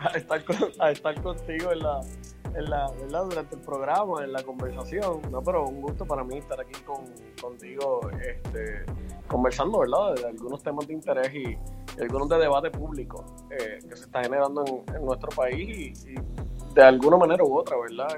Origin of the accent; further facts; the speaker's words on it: Puerto Rico; nosotros como puertorriqueños